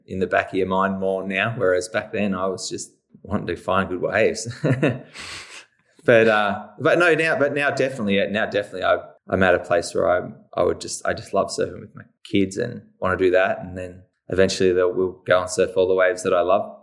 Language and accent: English; Cape Bridgewater, Victoria, Australia; moved away as an adult; now in Torquay, Australia; I was born in eighty-two, um, so we lived at Cape Ridgewater